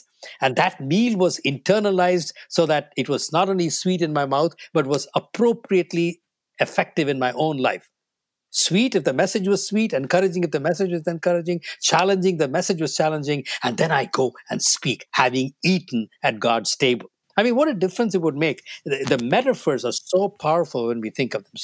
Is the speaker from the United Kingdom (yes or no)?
no; New Delhi, Delhi, India; first language Tamil; English is a second language; moved away as an adult; now in North America; I grew up in New Delhi in North India